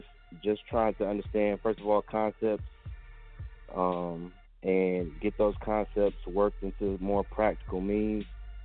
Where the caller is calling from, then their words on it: Atlanta, Georgia, United States; I'm calling from Atlanta.